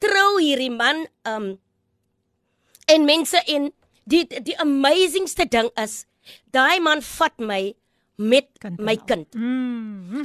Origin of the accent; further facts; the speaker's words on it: Graaff-Reinet, Eastern Cape, South Africa; ek het groot geword in Graafrein net.